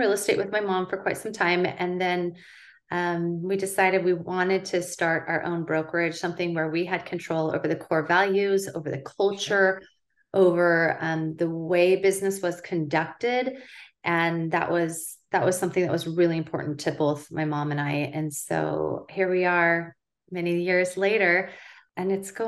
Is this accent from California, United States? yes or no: no; West Linn, Oregon, United States; my family moved here when I was 14